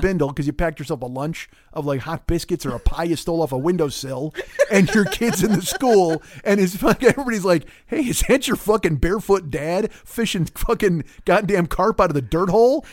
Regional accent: Chicago, Illinois, United States; moved away; also born or lived in California; I'm from Chicago

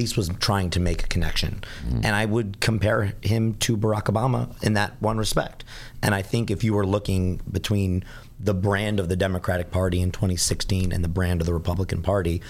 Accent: Philadelphia, Pennsylvania, United States; I'm from Philadelphia

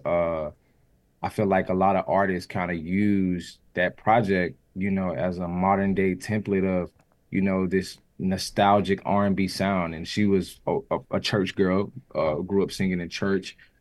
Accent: the South, United States; I'm from the South

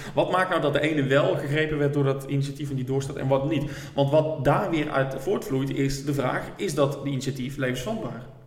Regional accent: Roosendaal, North Brabant, Netherlands; ik kom uit Roosendaal. Eh, ik ben nog opgegroeid, RBC, uit Roosendaal, al mijn vrienden.

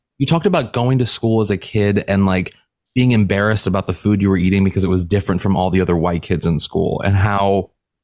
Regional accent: St. Louis, Missouri, United States; moved away as an adult; also born or lived in New York / Los Angeles; I'm from the Midwest, and I will freely admit the only Asian cuisine I had ever had growing up in St. Louis, Missouri was Chinese food.

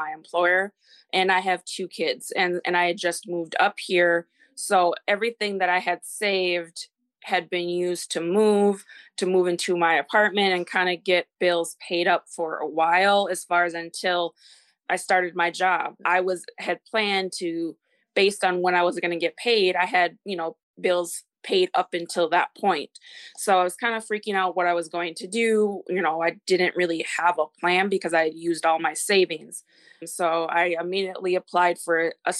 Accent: Minnesota, United States; moved away as an adult; also born or lived in Texas; I am from Minnesota, and I am 33

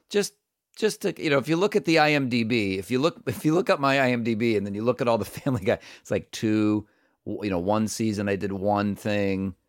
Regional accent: Cleveland, Ohio, United States; growing up in Cleveland, and so most of it is set in that neighborhood that I grew up

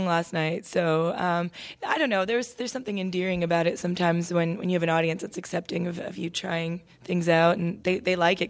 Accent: Toronto, Ontario, Canada; I feel like I was a daughter of two immigrant parents growing up in Toronto. My mom, Irish, my dad, Mexican.

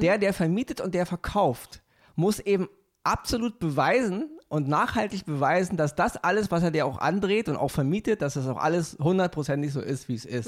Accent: Berlin, Germany; bin mal in so einer Wohnung als Kind aufgewachsen im Wedding

